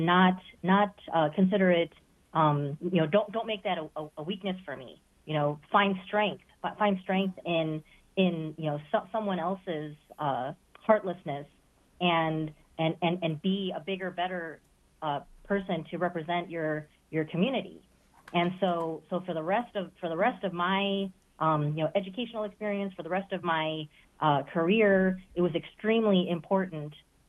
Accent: the Midwest, Ohio, United States; as a child, growing up in the Midwest

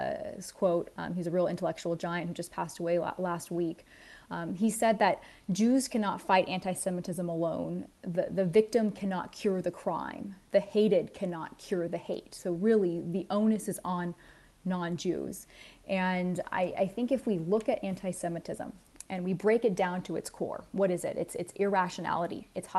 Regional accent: Southern California, United States; I grew up a Christian in Southern California

